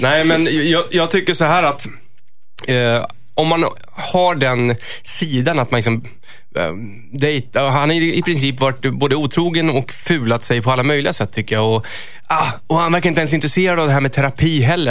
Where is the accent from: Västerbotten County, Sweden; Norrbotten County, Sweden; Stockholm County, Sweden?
Stockholm County, Sweden; Stockholm; jag är ju från Stockholm